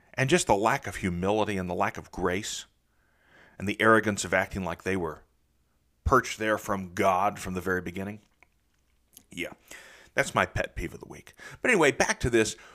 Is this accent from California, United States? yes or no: no; Southeastern Ohio, United States; now in Nashville, United States; I grew up in the Midwest, in Southeastern Ohio